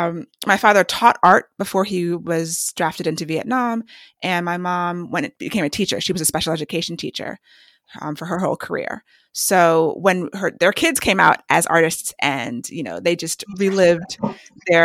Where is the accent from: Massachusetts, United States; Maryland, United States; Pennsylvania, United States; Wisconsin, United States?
Maryland, United States; also born or lived in New York / Washington, D.C. / New Jersey; born in New York, and then we lived in D.C. and then New Jersey and finally Maryland. So I call Maryland home because I've lived here since I was about 10, but the first 10 years we moved around a lot